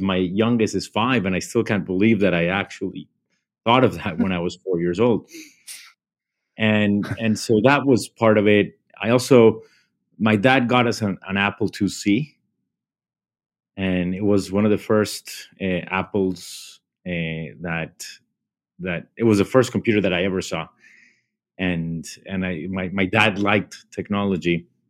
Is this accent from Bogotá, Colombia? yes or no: yes; Bogota, Colombia; moved away as an adult; now in United States; I grew up in Bogota, Colombia.